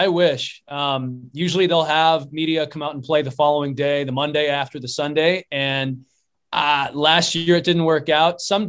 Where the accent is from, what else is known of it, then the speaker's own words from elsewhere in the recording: Houston, Texas, United States; I mentioned that I was from Houston